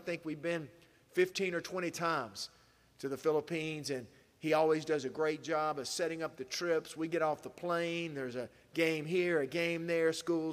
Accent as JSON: {"language": "English", "town": "Asheville", "region": "North Carolina", "country": "United States", "tie": "born or raised there", "said": "Asheville, North Carolina, my hometown"}